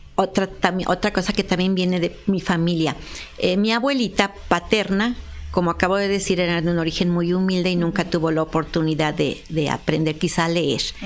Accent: Apizaco, Tlaxcala, Mexico; born or raised there; also born or lived in Puebla

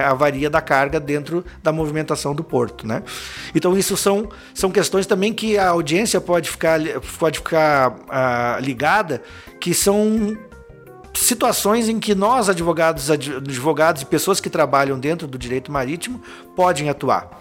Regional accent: Lages, Santa Catarina, Brazil; moved away as an adult; now in Joinville, Brazil; eu sou natural de Lages, né? Uma cidade do interior do estado.

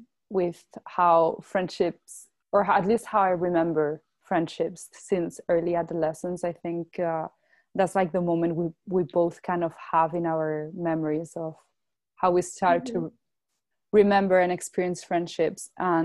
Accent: Brussels, Brussels-Capital Region, Belgium; I grew up in Brussels and that's where I spent basically all my life till I moved to university.

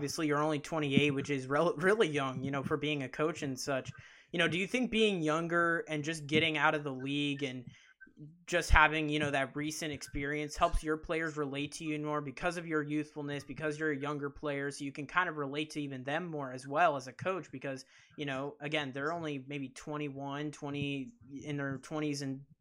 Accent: Florida, United States; being from Florida

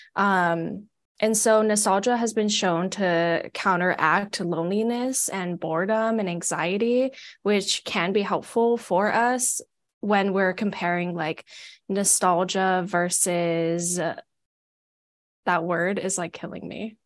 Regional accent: Hawaii, United States; moved away as an adult; now in Portland, United States; I'm not from Oregon, I'm actually from Hawaii, and I moved here to come to grad school at P S U

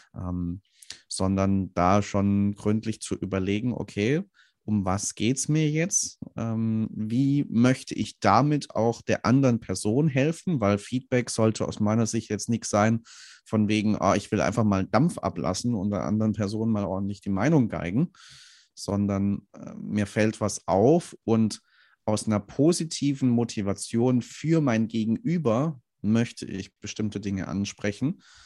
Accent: Swabia, Germany; Ich komme aus dem Schwabenland, da ähm, sagt man ganz gern, ähm, nicht gemeckert ist genug gelobt.

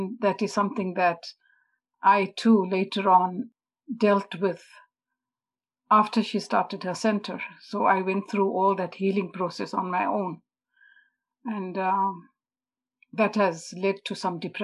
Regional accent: Zimbabwe; moved away; also born or lived in India; I didn't grow up in a typical East Indian family as such. I come from Zimbabwe

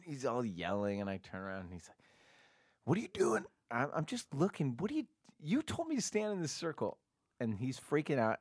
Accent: Portland, Oregon, United States; I grew up in Portland, Oregon

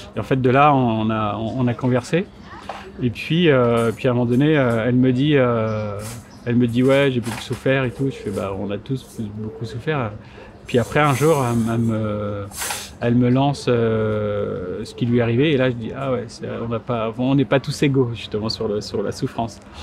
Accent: Martinique; je suis martiniquais

